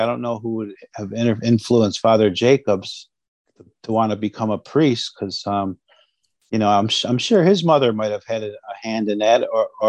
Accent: Western New York, United States; also born or lived in Akwesasne; about the age of two, you know, when he started working more steady, he moved my mom and myself down into Western New York area

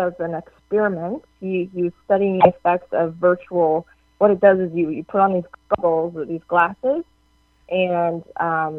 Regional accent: Canada; I'm Canadian

